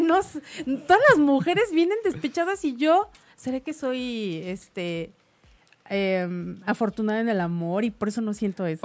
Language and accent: Spanish; Mexico; yo como mexicana